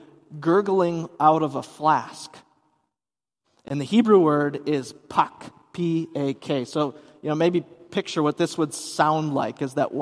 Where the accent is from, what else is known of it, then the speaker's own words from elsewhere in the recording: Hudson, Wisconsin, United States; I grew up in Hudson, Wisconsin